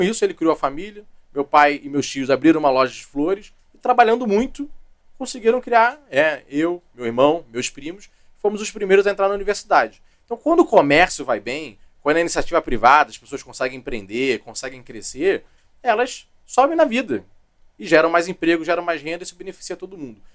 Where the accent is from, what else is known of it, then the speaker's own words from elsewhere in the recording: Rio de Janeiro, Brazil; also born or lived in Duque de Caxias / Barra da Tijuca; Eu nasci em Caxias, a família é de lá, depois fui criado na ilha